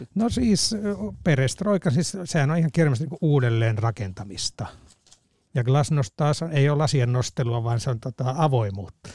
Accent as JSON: {"language": "Finnish", "town": "Salla", "region": "Lapland", "country": "Finland", "said": "Sallasta kotoisin olevana"}